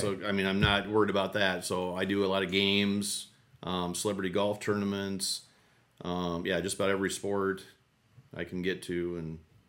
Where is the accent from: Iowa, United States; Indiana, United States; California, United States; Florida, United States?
Iowa, United States; Cedar Falls; So I went to Cedar Falls Public, went to UNI. So I've always been close to home.